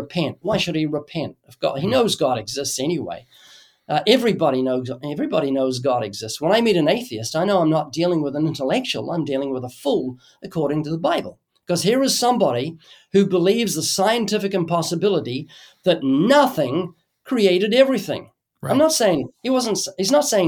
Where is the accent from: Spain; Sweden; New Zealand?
New Zealand; moved away as an adult; now in United States; I come from New Zealand. And when I was a kid in New Zealand